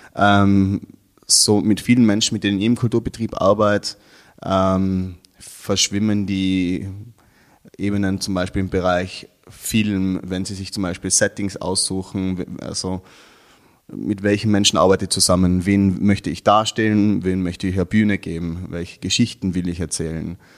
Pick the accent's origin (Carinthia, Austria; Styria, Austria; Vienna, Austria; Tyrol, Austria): Tyrol, Austria; Innsbruck; ich komme aus Innsbruck, das ist ja doch eine kleinere Stadt als Wien. Ähm, bin dort aufgewachsen